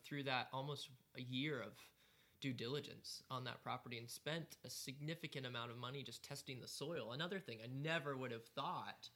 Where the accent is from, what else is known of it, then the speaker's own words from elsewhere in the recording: United States; also born or lived in Greenville, South Carolina; as an American